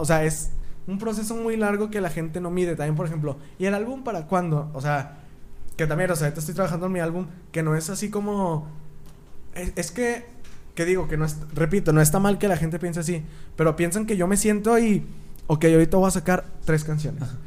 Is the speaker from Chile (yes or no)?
no; Torreón, Coahuila, Mexico; soy de Torreón